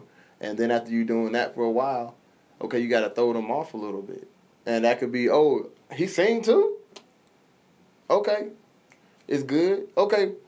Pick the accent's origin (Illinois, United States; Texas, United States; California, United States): Illinois, United States; Decatur; I'm from Decatur, Illinois